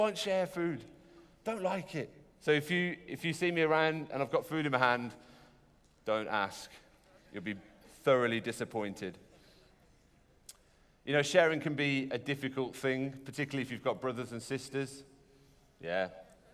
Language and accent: English; United Kingdom; we're British